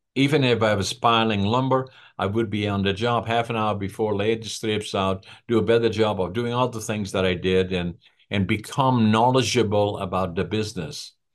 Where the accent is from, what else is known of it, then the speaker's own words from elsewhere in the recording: Netherlands; first language Dutch; English is a second language; moved away as an adult; also born or lived in Prince George, British Columbia, Canada; now in Canada; I left Holland for Canada